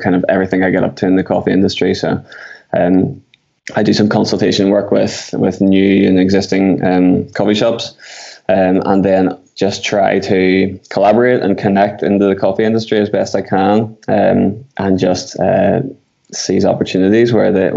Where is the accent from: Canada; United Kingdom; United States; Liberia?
United Kingdom; Belfast, Northern Ireland; I'm from Belfast in Northern Ireland, or Ireland